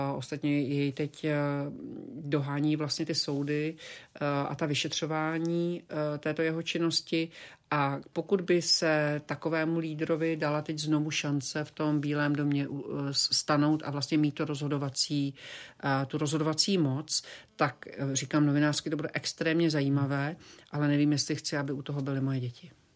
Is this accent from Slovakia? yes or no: yes; Slovakia; also born or lived in Prague, Czech Republic; now in Florida, United States; já jsem byla i na Slovensku, což je moje rodná zem